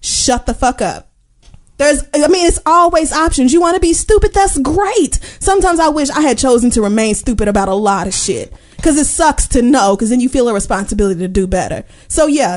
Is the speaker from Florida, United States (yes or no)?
yes; Miami, Florida, United States; Golden Girls said Miami. That's where I'm from